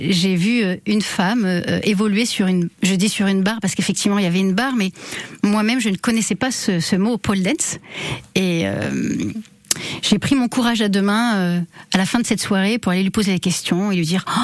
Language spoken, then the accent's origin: French; Bordeaux, Nouvelle-Aquitaine, France; Alors, j'ai grandi en partie à Bordeaux, mais effectivement, quand j'étais enfant, mes parents avaient vraiment la bougeotte et on a beaucoup, beaucoup déménagé, mais en restant dans le sud-ouest et en Aquitaine.